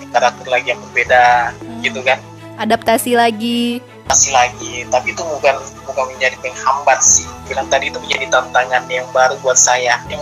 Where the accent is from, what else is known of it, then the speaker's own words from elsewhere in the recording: Makassar, South Sulawesi, Indonesia; accent: Makassar; dulu waktu saya presentasi logat Makassar masih ada kan udah eh